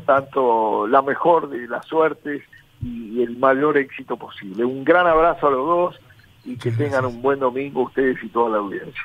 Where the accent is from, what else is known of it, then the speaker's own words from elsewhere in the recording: Paysandú, Uruguay; soy nativo de allí